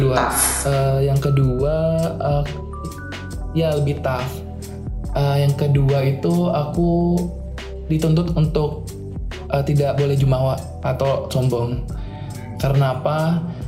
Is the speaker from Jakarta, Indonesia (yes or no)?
yes; Jakarta, Indonesia; moved away as an adult; now in Semarang, Indonesia; aku kan asal Jakarta